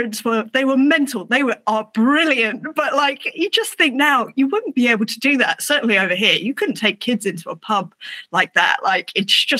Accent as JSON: {"language": "English", "region": "England", "country": "United Kingdom", "said": "It's me being English"}